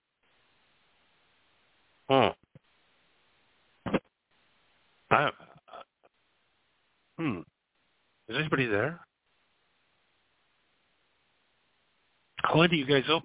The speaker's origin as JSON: {"language": "English", "region": "Wisconsin", "country": "United States", "tie": "born or raised there", "moved": "yes", "said": "I was a boy in Wisconsin"}